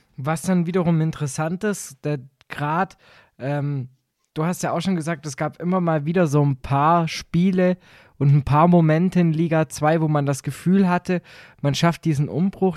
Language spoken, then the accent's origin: German; rural Baden-Württemberg, Germany; bei uns im Süden